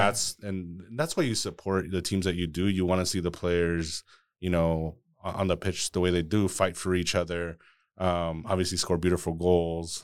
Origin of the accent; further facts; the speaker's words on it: San Juan, Texas, United States; first language Spanish; English is a second language; moved away as an adult; also born or lived in McAllen, Texas / Atlanta, Georgia; now in Austin, United States; I was born in McAllen, but I was, I'm from San Juan, Texas.